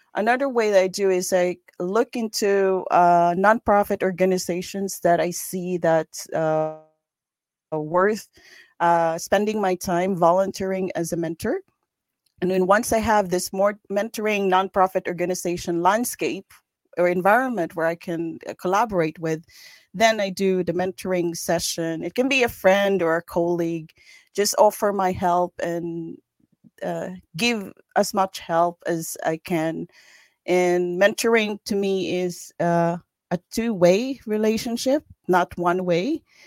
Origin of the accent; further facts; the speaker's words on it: Philippines; moved away as an adult; now in Sweden; I grew up in the Philippines